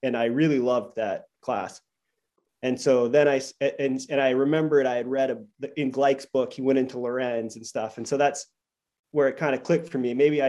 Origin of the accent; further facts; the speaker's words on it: Maine, United States; now in Chicago, United States; And so I grew up in Maine